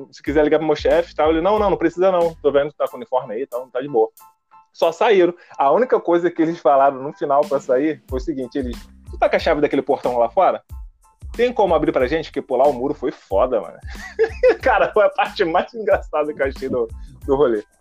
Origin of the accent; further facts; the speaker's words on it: Rio de Janeiro, Brazil; E como a gente tá falando, eu vim do Rio de Janeiro.